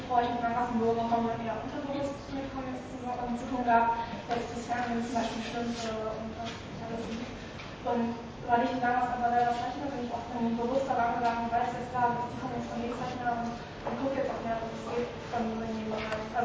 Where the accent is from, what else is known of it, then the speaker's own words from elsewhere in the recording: Kiel, Schleswig-Holstein, Germany; ähm, ich komme nicht aus der Gegend Kiel, sondern direkt aus Kiel.